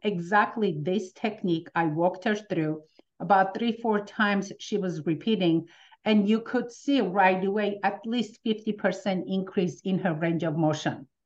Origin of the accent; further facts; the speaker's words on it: Armenia; now in United States; coming from Armenia, as soon as we, with my family, we moved